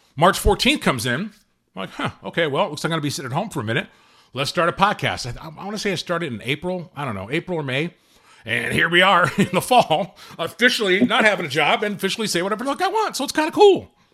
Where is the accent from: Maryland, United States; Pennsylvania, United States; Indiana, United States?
Indiana, United States; Gary; I was born and raised in Gary, Indiana